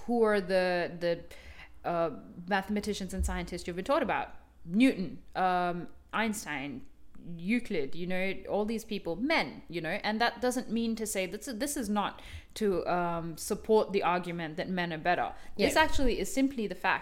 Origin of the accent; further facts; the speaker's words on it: Bangalore, Karnataka, India; I grew up in Bangalore